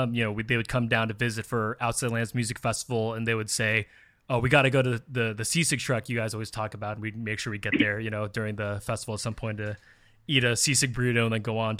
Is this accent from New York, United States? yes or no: no; San Francisco Bay Area, California, United States; growing up in the Bay Area as a Filipino American